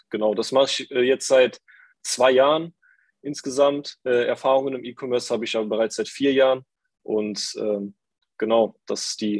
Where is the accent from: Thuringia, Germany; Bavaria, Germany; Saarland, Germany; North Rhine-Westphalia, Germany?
Saarland, Germany; Saarbrücken; Hi, ich bin äh, 21, ich komme aus Saarbrücken, aus dem wunderschönen Saarland.